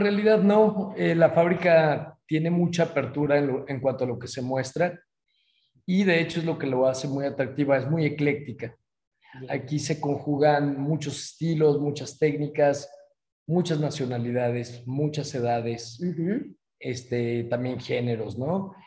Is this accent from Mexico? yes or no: yes; Guadalajara, Jalisco, Mexico; moved away as an adult; now in San Miguel de Allende, Mexico; mi ciudad natal, Guadalajara